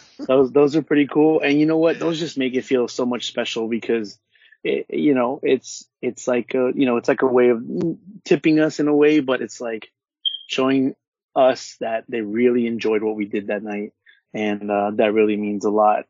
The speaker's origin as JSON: {"language": "English", "area": "Orange County", "region": "California", "country": "United States", "said": "I'm from Orange County and from the West Coast"}